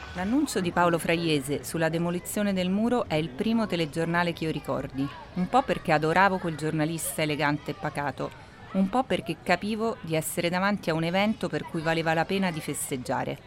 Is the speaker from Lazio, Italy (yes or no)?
yes; Rome, Lazio, Italy; moved away as an adult; now in Berlin, Germany; da romani trasferiti da poco in una città tanto ricca di storia recente